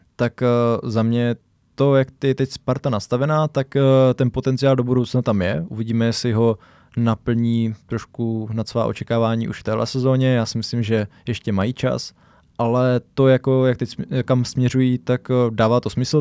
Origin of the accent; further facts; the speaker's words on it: Brno, South Moravian Region, Czechia; jsme tady z Brna